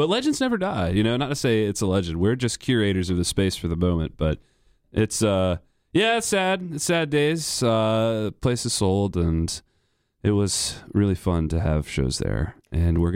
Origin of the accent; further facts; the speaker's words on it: North Carolina, United States; I grew up in North Carolina